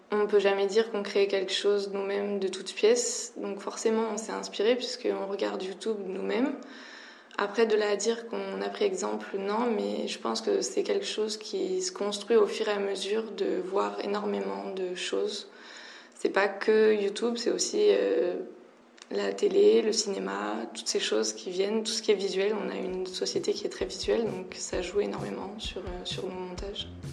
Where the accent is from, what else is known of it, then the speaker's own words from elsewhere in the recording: France; En tant que Française